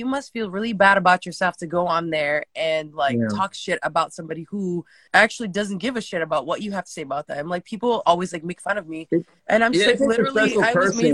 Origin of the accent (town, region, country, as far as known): Connecticut, United States; born or raised there; also born or lived in California